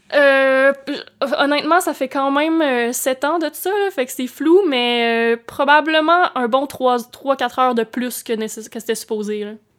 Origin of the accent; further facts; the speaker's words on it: Baie des Chaleurs, Quebec, Canada; now in Montreal, Canada; par chez nous, c'est là que les gens se trouvent des lifts